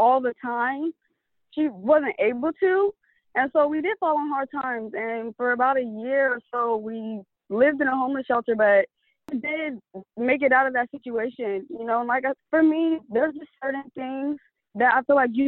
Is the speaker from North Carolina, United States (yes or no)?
no; San Diego, California, United States; I was born and raised in San Diego, California.